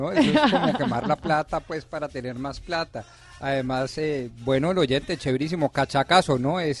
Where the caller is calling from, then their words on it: Bogotá, Colombia; soy de Bogotá, Colombia